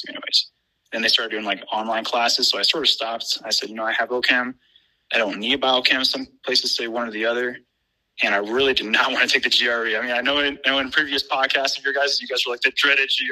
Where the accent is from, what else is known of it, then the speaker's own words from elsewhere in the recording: East Coast, United States; now in Midwest, United States; I am originally from the East Coast, moved out to like the middle of the U.S.